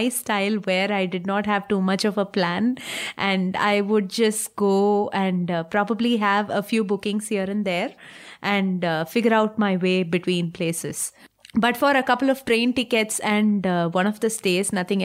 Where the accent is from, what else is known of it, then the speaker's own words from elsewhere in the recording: Tamil Nadu, India; I am from Tamil Nadu.